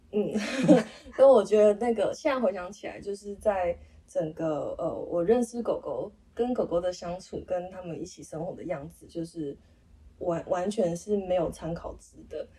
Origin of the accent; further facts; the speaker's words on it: Nantou County, Taiwan; 我们老家住在那个三合院，南投的三合院